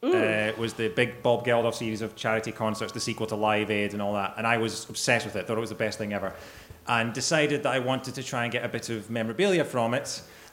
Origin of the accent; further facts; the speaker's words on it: Scotland, United Kingdom; It's a tiny little village outside of Glasgow.